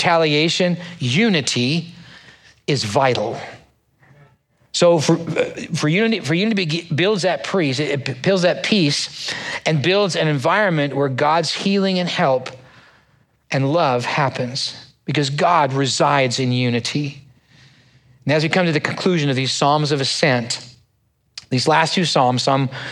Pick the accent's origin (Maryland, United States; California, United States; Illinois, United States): California, United States; San Diego; also born or lived in Bay Area; now in Cypress, United States; I grew up in San Diego area